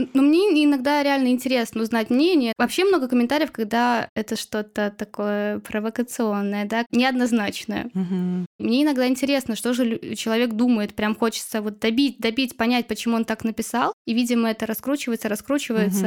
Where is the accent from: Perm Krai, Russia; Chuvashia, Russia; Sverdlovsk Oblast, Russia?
Chuvashia, Russia; я одна из Чуваши